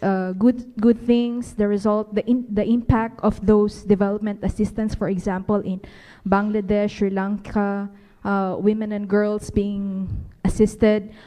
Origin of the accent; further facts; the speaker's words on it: Philippines; moved away as an adult; now in United States; I'm from the Philippines, and I just recently arrived in, in the US